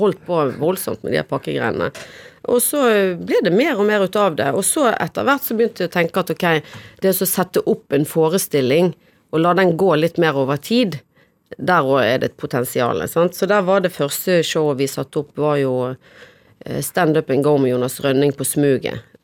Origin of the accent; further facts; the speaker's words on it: Bergen, Vestland, Norway; moved away; Minde. Jeg vokste opp på Minde